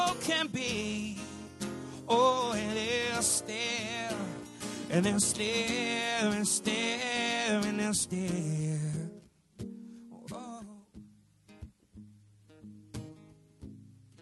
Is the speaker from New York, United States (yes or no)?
yes; Buffalo, New York, United States; now in Brooklyn, United States; I grew up in Buffalo